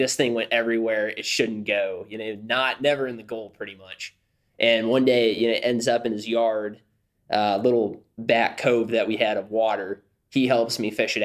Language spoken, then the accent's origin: English; Illinois, United States; now in Waco, United States; I grew up in a small town in Illinois. I like to say there's more cows than people in my hometown